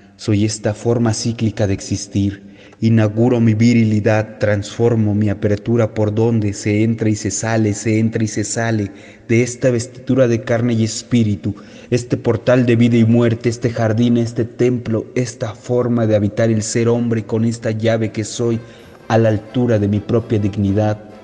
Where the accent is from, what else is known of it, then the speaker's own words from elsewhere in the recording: Mexico City, Mexico; un poeta de la Ciudad de México